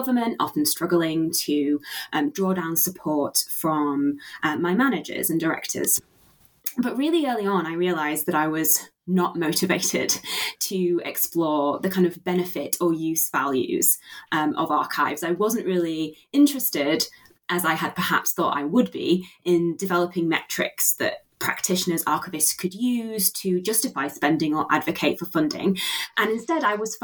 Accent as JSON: {"language": "English", "region": "Yorkshire and the Humber", "country": "United Kingdom", "tie": "born or raised there", "said": "when I was growing up in Yorkshire"}